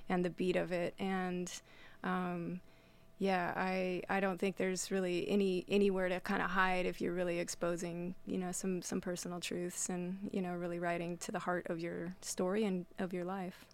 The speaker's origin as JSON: {"language": "English", "town": "Winnemucca", "region": "Nevada", "country": "United States", "tie": "born or raised there", "moved": "yes", "lives_now": "Astoria, United States", "said": "growing up in Winnemucca"}